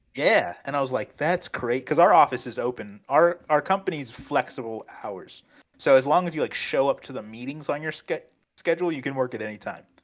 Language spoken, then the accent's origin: English; United States; moved away; also born or lived in Cancun, Mexico; I'm American